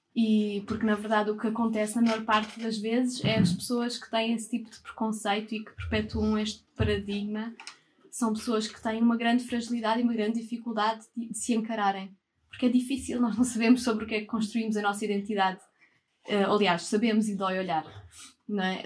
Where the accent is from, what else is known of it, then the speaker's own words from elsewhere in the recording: Portugal; sendo portuguesa, branca